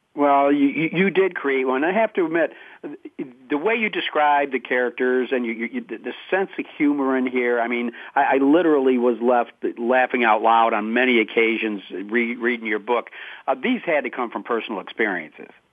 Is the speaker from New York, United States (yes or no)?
yes; Syracuse, New York, United States; I grew up in Syracuse